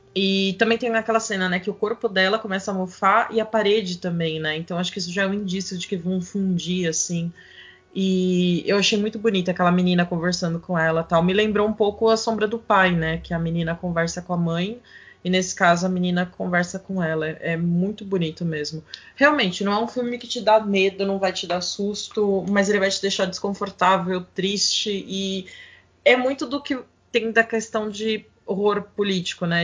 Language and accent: Portuguese; São Paulo, Brazil; na Vila Gustavo, o bairro onde nasci